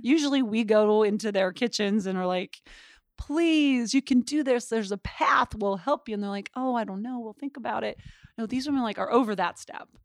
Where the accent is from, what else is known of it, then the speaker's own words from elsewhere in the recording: Butte, Montana, United States; moved away; I grew up in Butte, Montana